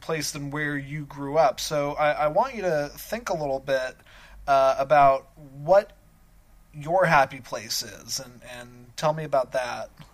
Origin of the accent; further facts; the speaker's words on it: Colorado, United States; moved away; I grew up in Colorado and spent my entire childhood there.